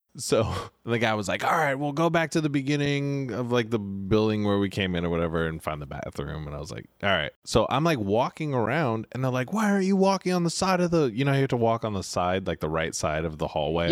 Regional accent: Sacramento, California, United States; moved away as an adult; I grew up in Sacramento, which is Northern California

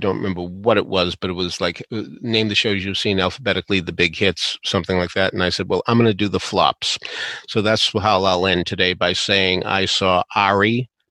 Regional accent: Boston, Massachusetts, United States; I come from Boston.

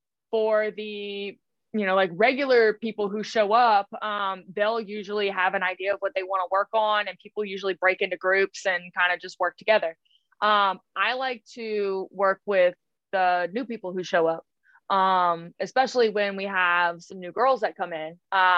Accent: Scotland, United Kingdom; Those are the yeah, games girl. For me. I'm Scottish.

